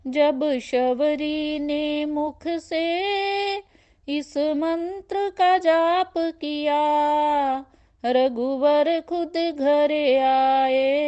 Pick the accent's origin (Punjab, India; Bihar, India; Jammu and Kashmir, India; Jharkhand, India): Punjab, India; Sujanpur; now in Delhi, India; मैं basically Sujanpur district Pathankot की रहने वाली हूँ और अब मैं अपनी फैमिली के साथ दिल्ली में रह रही हूँ